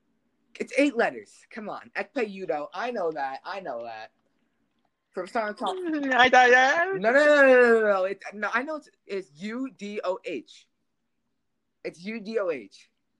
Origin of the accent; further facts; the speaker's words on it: New Jersey tri-state area, New York metropolitan area, United States; We grew up in the New York, New Jersey tri-state area.